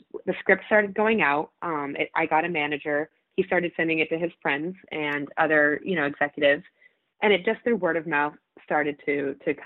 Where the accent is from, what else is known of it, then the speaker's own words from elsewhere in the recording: Colorado, United States; I grew up in Colorado, huge adventure state.